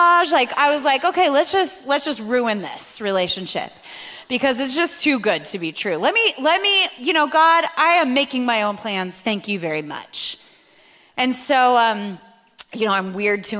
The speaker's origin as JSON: {"language": "English", "town": "Spokane", "region": "Washington", "country": "United States", "tie": "born or raised there", "also_born_or_lived": "Sydney, Australia", "moved": "yes", "said": "I grew up in Spokane, Washington"}